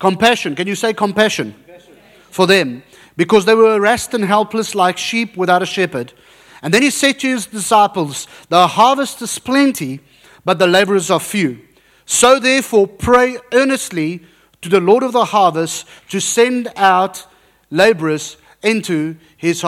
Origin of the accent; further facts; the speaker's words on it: South Africa; moved away; I'm South African, very South African with a Dutch background.